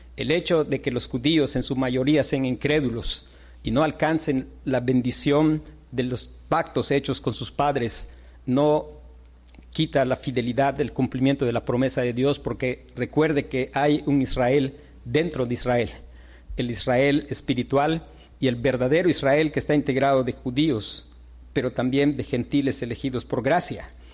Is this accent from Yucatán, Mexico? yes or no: yes; Yucatán, Mexico; como nosotros, yucatecos, mexicanos